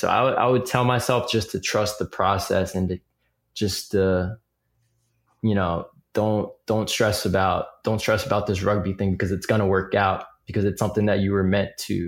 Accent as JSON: {"language": "English", "town": "Piscataway", "region": "New Jersey", "country": "United States", "said": "how does he know I'm from Piscataway? But then I realized I had a bracelet on that said the Piscataway Chiefs, which is our high school."}